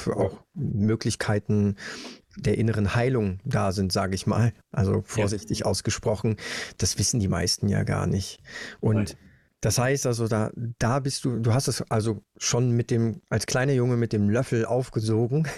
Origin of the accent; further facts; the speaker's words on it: Germany; Bei uns in Deutschland